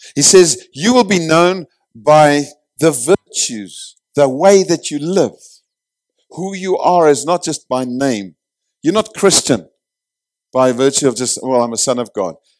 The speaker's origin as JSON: {"language": "English", "country": "South Africa"}